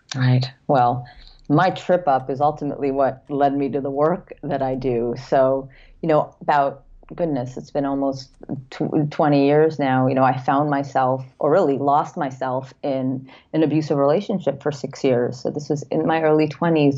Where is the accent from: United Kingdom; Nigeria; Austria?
United Kingdom; London; now in Los Angeles, United States; I was born in London, moved here